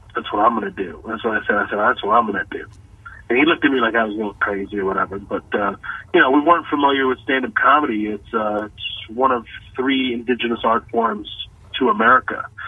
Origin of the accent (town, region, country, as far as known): Texas, United States; born or raised there; moved away as an adult; also born or lived in Kuwait; now in Los Angeles, United States